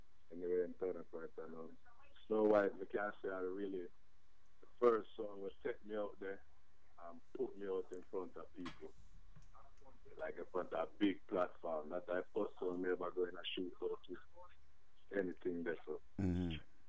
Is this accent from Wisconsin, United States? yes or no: no; New Jersey, United States; also born or lived in Brooklyn, New York; I left Brooklyn when I was 10, brother. I'm from Jersey